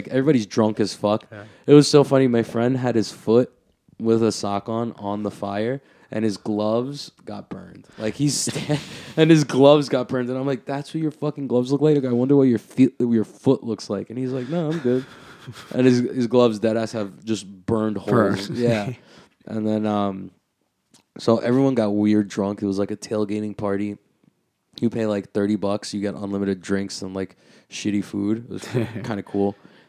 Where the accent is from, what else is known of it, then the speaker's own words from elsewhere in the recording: Flushing, New York, United States; I grew up out here in Bayside, Flushing, so I'm very familiar.